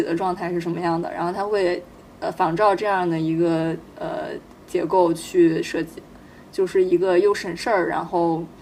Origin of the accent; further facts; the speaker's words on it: Anhui, China; 我作为一个安徽人